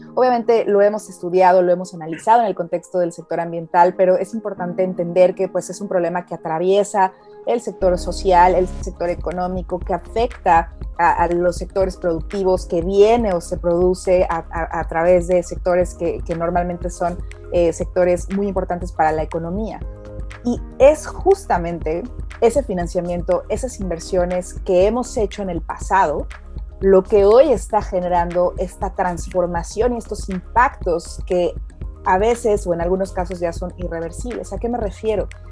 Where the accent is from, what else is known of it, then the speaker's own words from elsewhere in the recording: Mexico; moved away as an adult; now in England, United Kingdom; Yo soy mexicana, también soy ahora nacionalizada británica. Llevo varios años viviendo en Inglaterra.